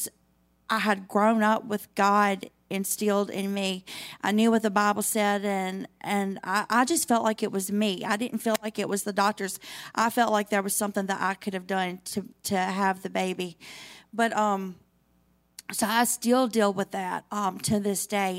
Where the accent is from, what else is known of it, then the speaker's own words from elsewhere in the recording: Tunica, Mississippi, United States; also born or lived in Senatobia, Mississippi; I'm from Tunica, Mississippi. Everybody knows where Tunica is, probably. Little old town of Tunica. So I was born and raised in Tunica